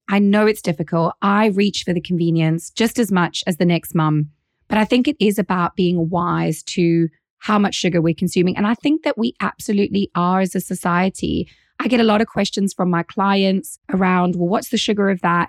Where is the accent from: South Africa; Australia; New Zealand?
South Africa; now in United Kingdom; as a South African.